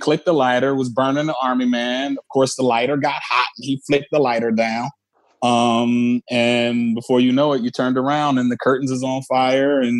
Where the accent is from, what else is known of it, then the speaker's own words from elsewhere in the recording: Philadelphia, Pennsylvania, United States; So my first 6 years of my life, I lived in South Philly with Tariq's grandma.